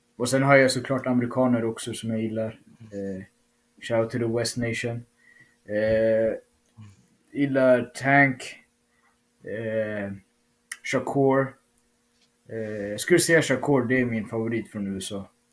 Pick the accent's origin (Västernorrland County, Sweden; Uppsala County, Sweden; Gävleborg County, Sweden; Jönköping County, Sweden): Uppsala County, Sweden; Uppsala; i min hemstad